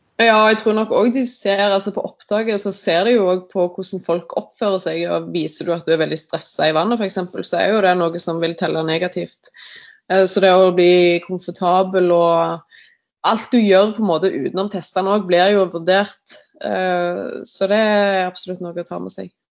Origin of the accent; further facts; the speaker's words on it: Rogaland, Norway; now in Asker, Norway; Jeg er opprinnelig fra Rogaland, men bor nå i Asker